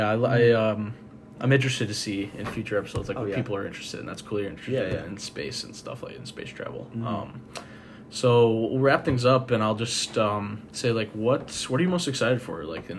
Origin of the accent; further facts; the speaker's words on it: Johnsburg, Illinois, United States; Johnsburg, Illinois.